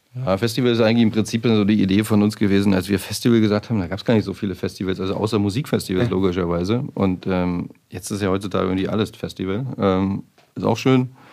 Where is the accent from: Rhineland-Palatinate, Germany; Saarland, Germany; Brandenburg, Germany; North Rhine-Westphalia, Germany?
Brandenburg, Germany; near the Spreewald; now in Berlin, Germany; Ich bin halt äh, in der Nähe vom Spreewald groß geworden